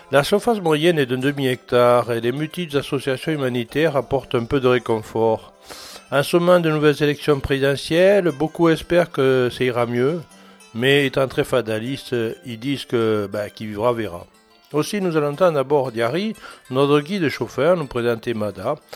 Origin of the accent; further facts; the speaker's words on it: Antananarivo, Analamanga, Madagascar; suis originaire de Tana, l'ethnie Mérina.